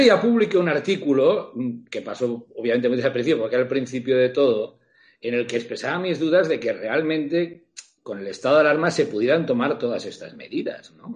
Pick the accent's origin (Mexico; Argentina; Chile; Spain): Spain; Catalonia; aquí en mi tierra